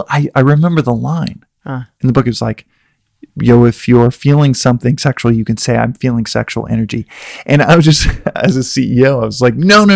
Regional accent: Dallas, Texas, United States; I'm from Texas, and in a place like Dallas where I grew up, there's a lot of sexual energy

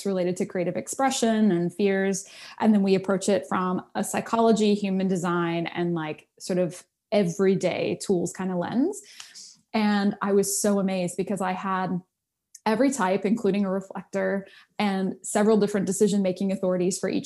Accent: United States; I'm an American kid from the suburbs, you know, didn't grow up with culture or anything like that.

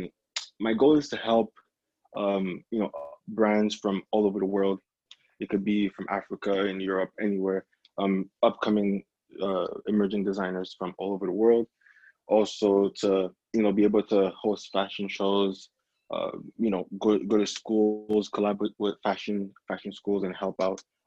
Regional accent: Montreal, Quebec, Canada; born and raised in Montreal, Canada

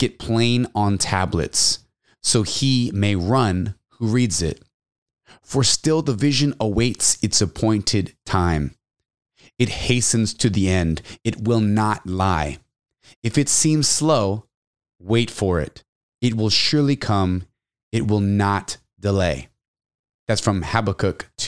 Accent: Texas, United States; also born or lived in San Antonio, Texas; now in California, United States; Definitely miss Texas, my home state

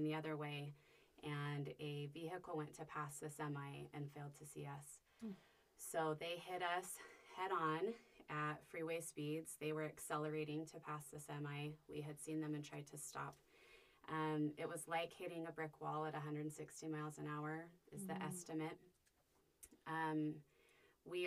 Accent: Salt Lake City, Utah, United States; also born or lived in Cache Valley, Utah; I grew up in Salt Lake and moved up to Cache Valley to go to school

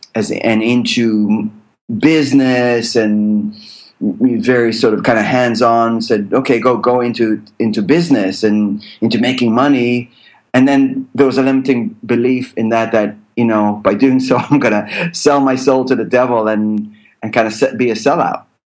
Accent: United States; born there; So having a dual citizenship, because remember, I was born in the States

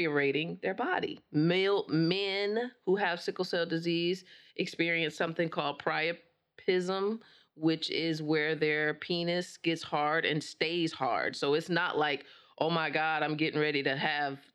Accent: Flint, Michigan, United States; I'm from Flint

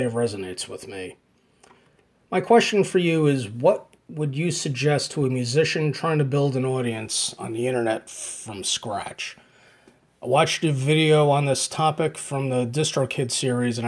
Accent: Hackettstown, New Jersey, United States; I'm from Hackettstown, New Jersey, in the United States

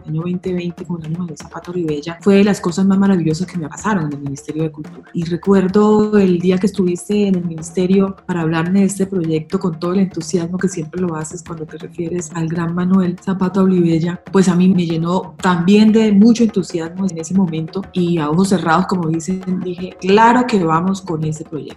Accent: Buenaventura, Valle del Cauca, Colombia; Allí me formé, allí me crié

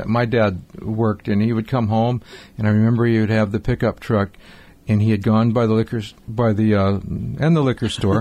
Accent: Highland Park, United States; I grew up in Highland Park

